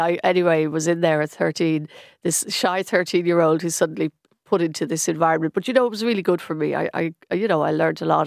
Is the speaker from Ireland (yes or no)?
yes; Stillorgan, Leinster, Ireland; I grew up in Stillorgan